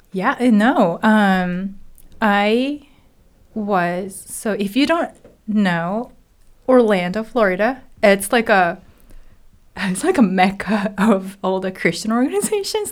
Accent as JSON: {"language": "English", "region": "Hiroshima", "country": "Japan", "tie": "born or raised there", "also_born_or_lived": "Tokyo, Japan / California, United States", "second_language": "English", "moved": "as an adult", "lives_now": "United States", "said": "I am originally from Hiroshima, Japan"}